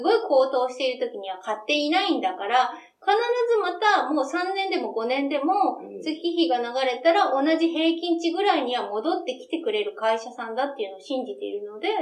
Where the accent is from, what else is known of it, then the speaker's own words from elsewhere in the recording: western Japan, Japan; now in Tokyo, Japan; 私は、あの、西の方の出身なので